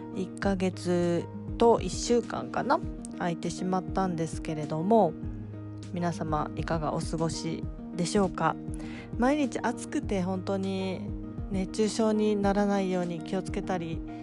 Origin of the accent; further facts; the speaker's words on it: Fukuoka, Japan; now in Tokyo, Japan; 地元の福岡に帰っておりました